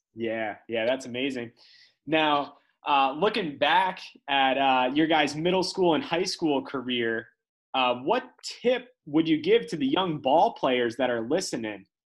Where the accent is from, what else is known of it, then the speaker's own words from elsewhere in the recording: Little Silver, New Jersey, United States; we're all from Jersey, you know, more specifically Monmouth County, New Jersey